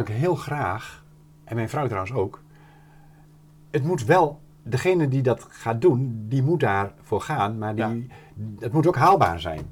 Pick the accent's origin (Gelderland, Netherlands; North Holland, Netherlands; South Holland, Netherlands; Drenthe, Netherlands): Gelderland, Netherlands; near Doornspijk; moved away as an adult; also born or lived in Emmeloord; ik kom er hier vier kilometer vandaan, eh, ben ik geboren